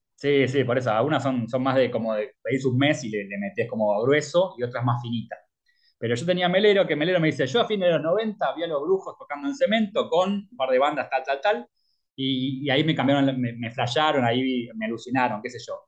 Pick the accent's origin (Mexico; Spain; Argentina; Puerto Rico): Argentina; Como argentino